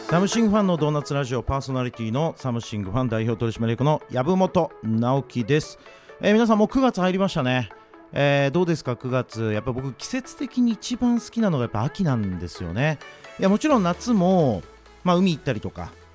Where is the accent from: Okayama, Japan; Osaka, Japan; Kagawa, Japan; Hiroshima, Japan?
Osaka, Japan; 僕は大阪出身なので